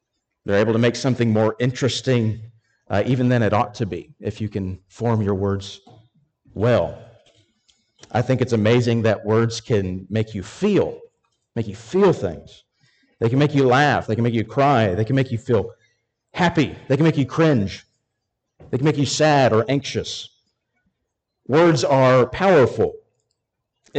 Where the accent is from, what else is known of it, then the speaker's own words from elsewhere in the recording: Arkansas, United States; I'm from Arkansas